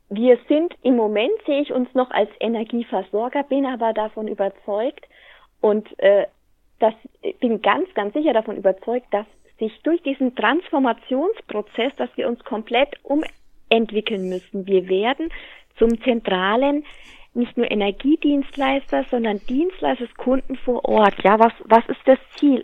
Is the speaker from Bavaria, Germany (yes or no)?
yes; Hammelburg, Bavaria, Germany; fühle mich aber hier meiner Heimat sehr, sehr stark verwurzelt